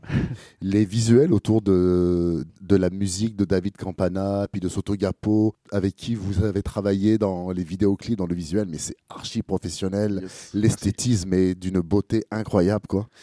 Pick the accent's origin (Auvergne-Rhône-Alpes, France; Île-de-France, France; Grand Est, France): Auvergne-Rhône-Alpes, France; Grenoble; je viens de pas très loin, je viens de Grenoble.